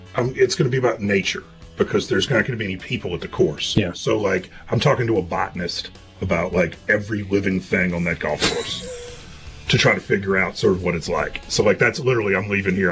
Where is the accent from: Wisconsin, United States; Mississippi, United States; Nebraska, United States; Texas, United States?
Mississippi, United States; Bolivar County; we've been farming in Bolivar County since 1927